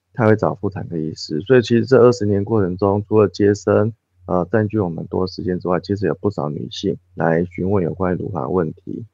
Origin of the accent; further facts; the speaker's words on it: Taiwan; 我们台湾人的一个饮食文化开始做西化